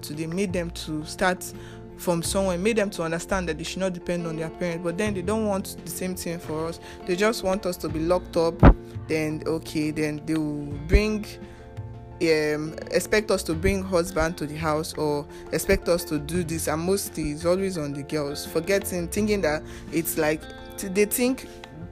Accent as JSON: {"language": "English", "country": "Nigeria", "said": "we as Nigerian youth"}